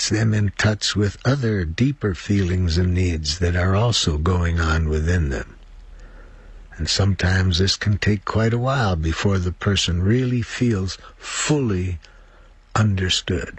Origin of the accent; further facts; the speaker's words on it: United States; I'm from the United States